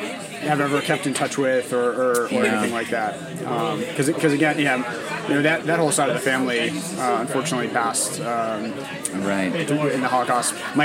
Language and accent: English; New Rochelle, New York, United States; moved away; I grew up in New Rochelle